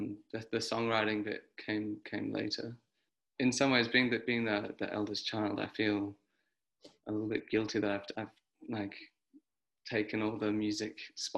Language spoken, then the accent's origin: English; New Zealand; now in Australia; No, I mean it's been tricky because I am not an Australian citizen.